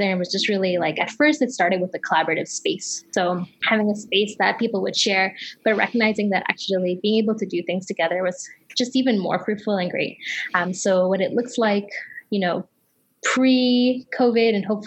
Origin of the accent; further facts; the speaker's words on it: Toronto, Ontario, Canada; also born or lived in Kenya; I came when I was fairly young, but I still, half of my family is still in Kenya right now. So okay. I grew up in Toronto, Canada